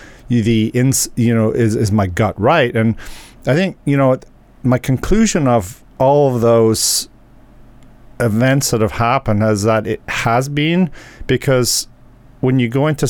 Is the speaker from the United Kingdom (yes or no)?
yes; England, United Kingdom; I'm from England